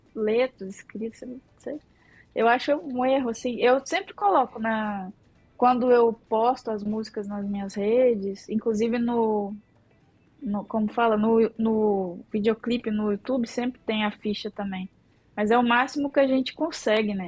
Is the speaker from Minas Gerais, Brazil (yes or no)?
yes; Minas Gerais, Brazil; moved away as an adult; now in São Paulo, Brazil; eu sou mineira, moro aqui desde 2004